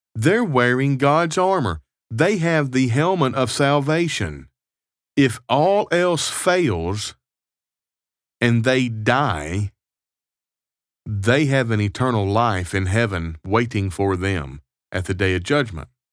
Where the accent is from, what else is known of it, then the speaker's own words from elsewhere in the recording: United States; now in Canada; I am an American citizen living abroad in Canada.